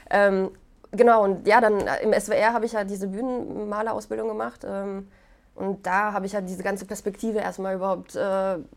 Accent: Poland; German is a second language; ich komme ja aus Polen. Ich, wir sind dort ähm, in so einem Viertel gewesen, wo ganz viele Schauspieler gelebt haben.

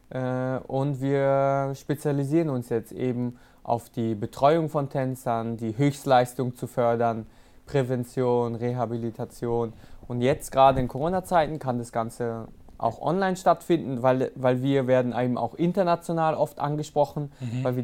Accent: Rastatt, Baden-Württemberg, Germany; Natürlich habe ich vietnamesische Wurzeln, es zieht mich auch immer wieder dahin und ich fühle mich auch als äh, Vietnamese so, aber so wirklich Heimat, wenn ich daran denke, okay, was mich geprägt hat, was mein Leben ausgemacht hat, auf

